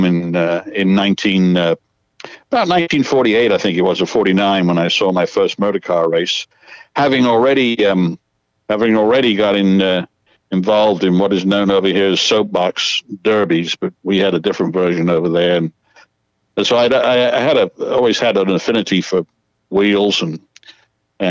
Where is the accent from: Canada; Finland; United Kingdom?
United Kingdom; England; moved away; I was from England